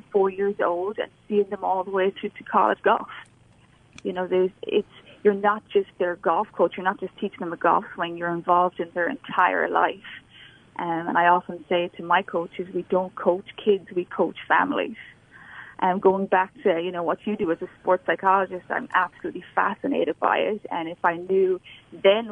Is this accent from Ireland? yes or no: yes; Ireland; moved away as an adult; also born or lived in North Carolina, United States; now in Alabama, United States; I'm from Ireland. So I grew up playing junior golf back there